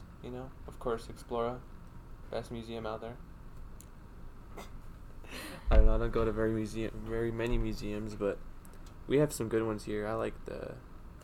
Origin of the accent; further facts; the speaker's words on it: Albuquerque, New Mexico, United States; growing up in Albuquerque